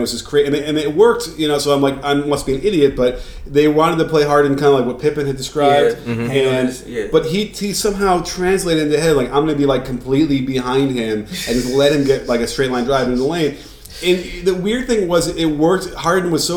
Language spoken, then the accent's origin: English; Chicago, Illinois, United States; I come from Chicago. You know, we come from Chicago, so it's like I'm nearby